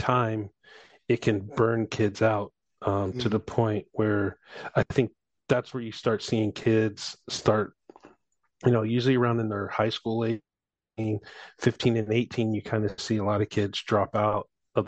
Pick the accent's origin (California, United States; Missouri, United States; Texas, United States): Missouri, United States; St. Louis; I grew up in St. Louis, so Blues fan